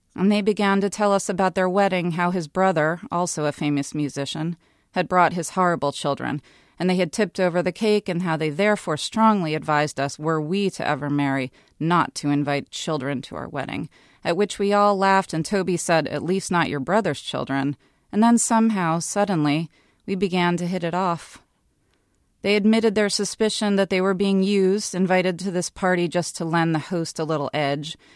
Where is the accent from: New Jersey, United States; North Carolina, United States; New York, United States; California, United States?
New York, United States; moved away as an adult; now in Los Angeles, United States; I grew up in New York and I moved to Los Angeles for love